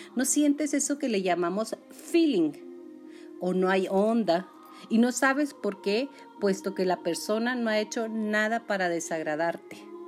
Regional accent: Julimes, Chihuahua, Mexico; mi pueblo, que es Julime

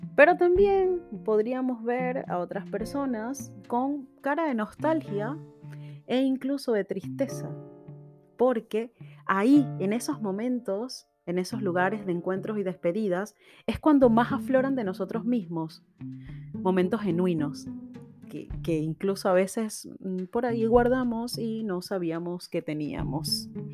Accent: Venezuela; moved away; also born or lived in Argentina; en mi país natal, Venezuela

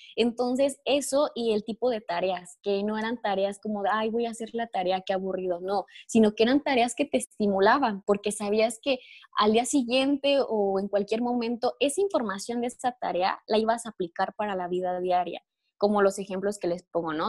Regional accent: Mexico; yo soy mexicana

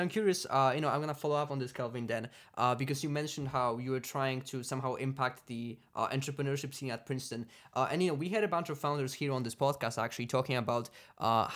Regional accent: Poland; moved away as an adult; now in United States; I'm from Poland

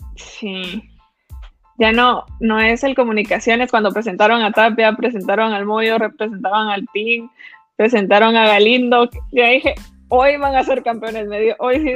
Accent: Guatemala; como guatemaltecos

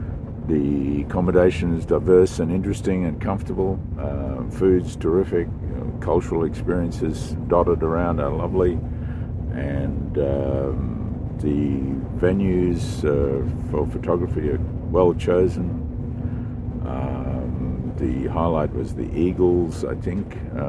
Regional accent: Australia; from Australia

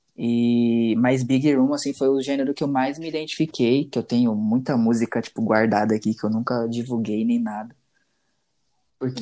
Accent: Bahia, Brazil; also born or lived in Rio de Janeiro; now in São Paulo, Brazil; Eu nasci no Rio, só que, tipo, bebezinho ainda, eu fui pra Bahia, né? Morar com a minha avó

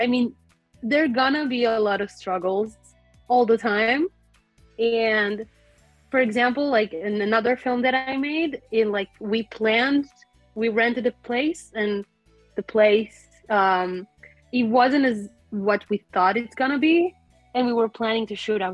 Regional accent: Israel; I'm a filmmaker from Israel

